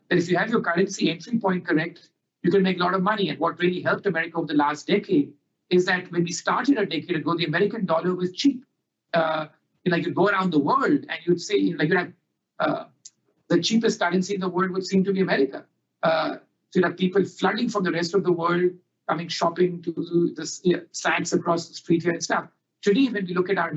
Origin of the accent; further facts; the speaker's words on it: India; moved away; India, my home country